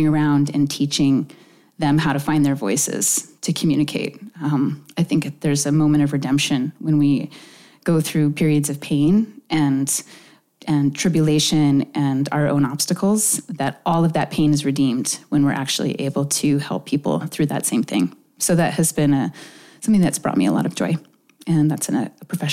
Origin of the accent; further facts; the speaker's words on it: Oak Harbor, Washington, United States; also born or lived in Lincoln, Nebraska; I grew up on Whidbey Island. I grew up a couple of miles from Deception Pass, about 6 miles outside of Oak Harbor